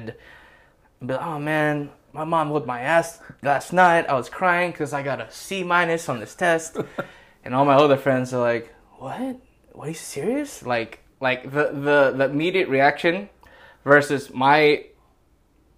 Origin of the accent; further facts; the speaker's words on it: San Francisco, California, United States; I grew up in Ingleside